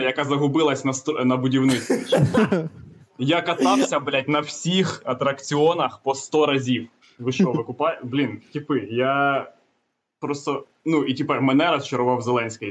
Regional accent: Kamianske, Dnipropetrovsk Oblast, Ukraine; я з Дніпродзержинську

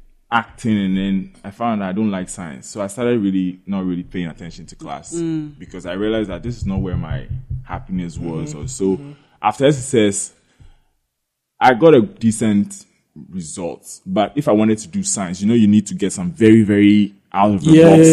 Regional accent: Ghana; been in Ghana my whole life.

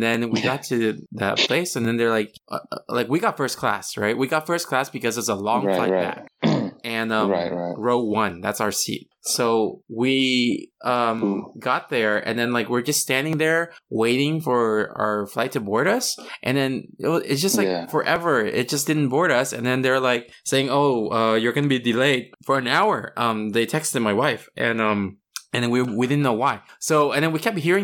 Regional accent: California, United States; we're from California

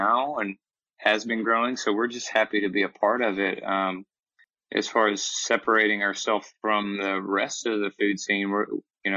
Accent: Alabama, United States; moved away as an adult; also born or lived in Atlanta, Georgia; We're both from Alabama, coming back home

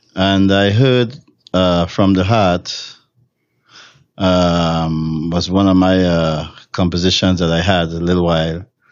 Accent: Trinidad & Tobago; moved away as an adult; now in Los Angeles, United States; I'm from Trinidad and Tobago

